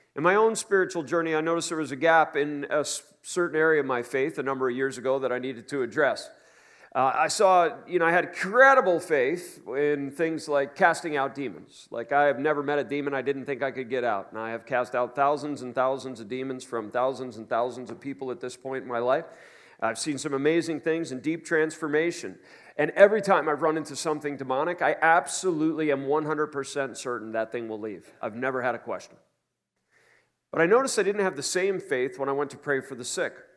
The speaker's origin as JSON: {"language": "English", "town": "New York City", "region": "New York", "country": "United States", "said": "I'm a New Yorker."}